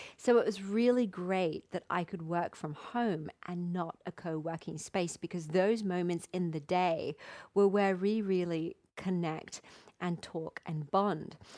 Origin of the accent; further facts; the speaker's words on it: England, United Kingdom; moved away as an adult; now in Mexico; my home country